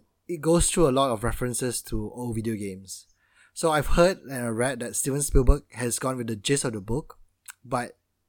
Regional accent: United Kingdom; Yeah, look at me, I'm so British.

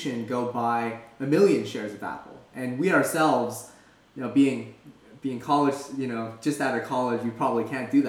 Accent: Canada; moved away as an adult; also born or lived in Philadelphia, United States; now in San Francisco Bay Area, United States; originally I'm from Canada

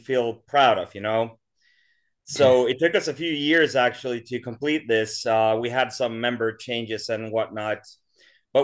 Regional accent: Sweden; born or raised there; also born or lived in Stockholm

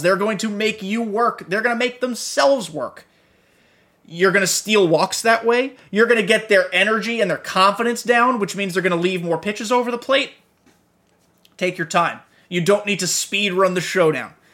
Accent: New York, United States; I grew up in New York while he was in his heyday.

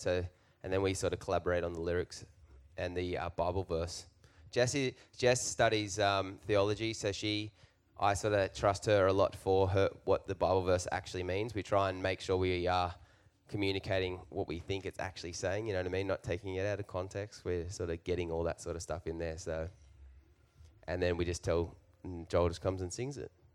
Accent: Newcastle, New South Wales, Australia; now in Nashville, United States; we're from Australia. We're from Newcastle, Australia

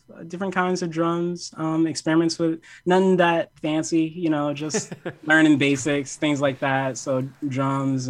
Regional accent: New York City, New York, United States; I'm from Harlem

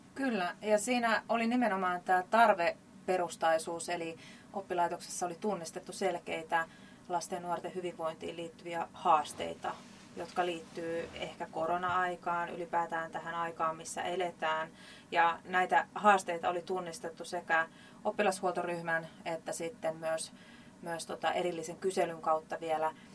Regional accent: Jaala, Kymenlaakso, Finland; tuolta Kymenlaakson puolelta Jaalasta

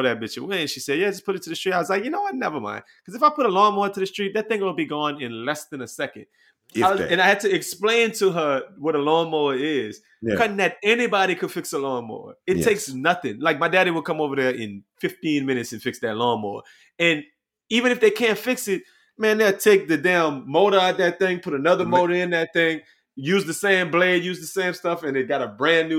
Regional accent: Louisiana, United States; we grew up in Louisiana, we grew up in the country.

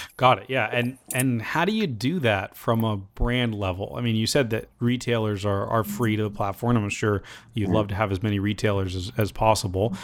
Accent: United States; me as an American

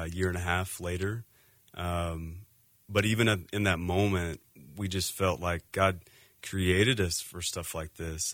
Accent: Texas, United States; also born or lived in Seattle area; now in Phoenix, United States; we're actually from Texas. Grew up in Texas

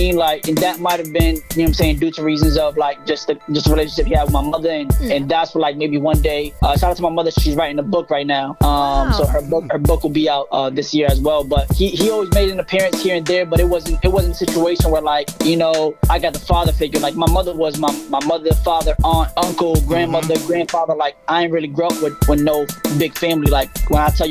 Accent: Brockton, Massachusetts, United States; also born or lived in Puerto Rico / The Bronx, New York / Connecticut; I grew up like on North Montello, 826 North Montello

